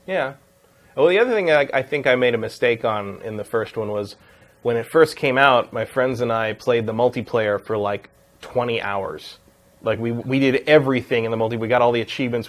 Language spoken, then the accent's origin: English; West Coast, United States; I come from the West Coast. Like that area, this area of the country.